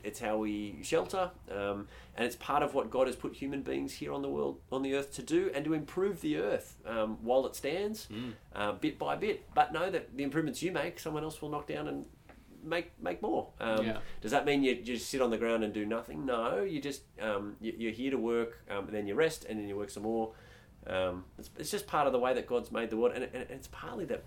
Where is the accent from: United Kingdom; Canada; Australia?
Australia; we as Australians